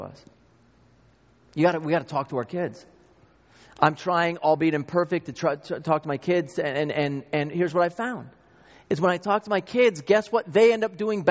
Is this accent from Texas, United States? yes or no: no; New York, United States; I grew up in New York